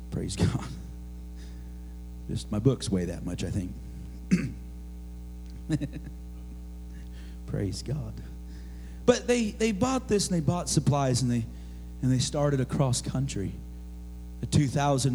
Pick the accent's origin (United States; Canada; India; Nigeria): United States; Oregon; moved away; growing up in Oregon, of course, and we had to study Oregon history.